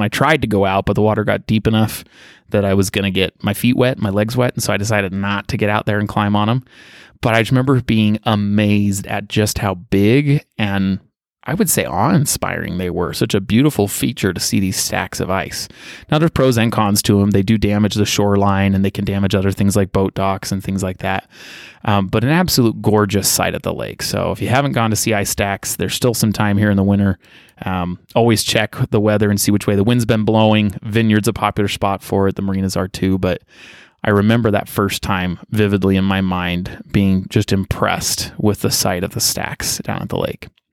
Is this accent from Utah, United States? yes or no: yes; Utah, United States; I grew up in Utah County. I was born out of state, but moved here when I was just a toddler with my family.